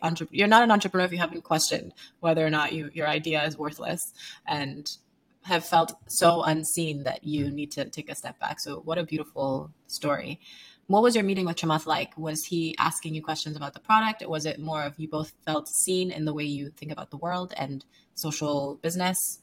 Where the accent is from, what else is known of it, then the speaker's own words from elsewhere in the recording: Sierra Leone; moved away; I grew up in Sierra Leone